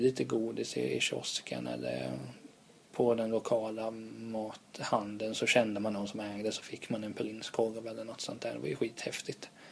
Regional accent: Vena, Kalmar County, Sweden; accent: Kalmar dialect; now in Stockholm, Sweden; där jag kommer ifrån, där är ju faktiskt Centerpartiet ja, det största partiet. Mm. Jag tror det var, det är ett litet ställe som heter Vena som ligger utanför Hultsfred i Småland

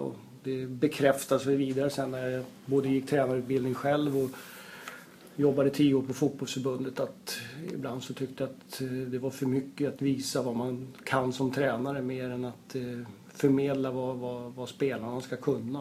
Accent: Uppsala, Uppsala County, Sweden; moved away; jag är, är ursprungligen från Uppsala. Så att det är eh, där jag växte upp

